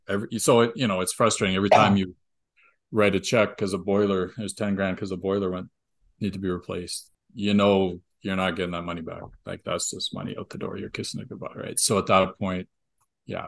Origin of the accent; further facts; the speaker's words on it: Canada; we're Canadian